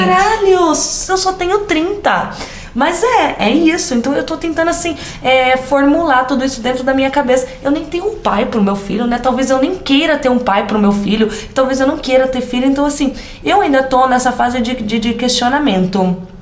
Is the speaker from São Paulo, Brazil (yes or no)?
yes; interior of São Paulo, Brazil; accent: caipira